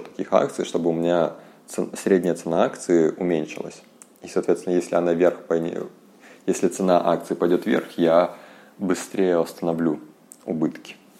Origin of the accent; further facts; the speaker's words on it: Yakutsk, Sakha Republic, Russia; я из Якутска